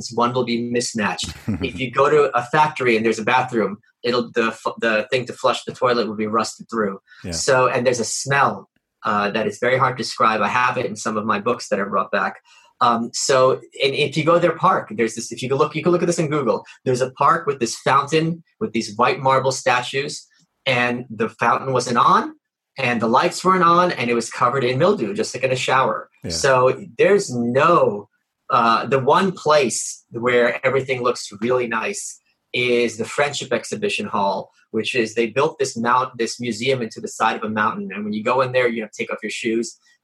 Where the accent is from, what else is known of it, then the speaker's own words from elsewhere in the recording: Russia; I was born in Russia